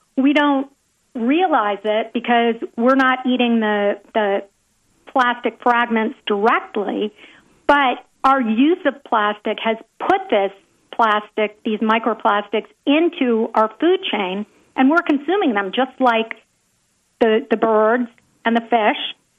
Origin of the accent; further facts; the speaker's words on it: Nashville, Tennessee, United States; also born or lived in Pacific Palisades, California; I split my time between Nashville, my hometown, and Pacific Palisades, California, for the past 30 years